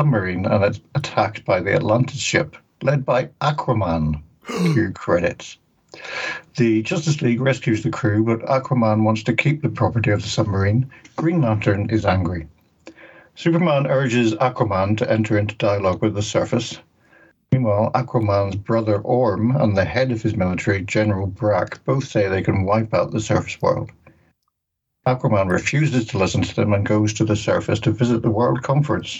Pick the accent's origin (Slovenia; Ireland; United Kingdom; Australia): Ireland; I'm Irish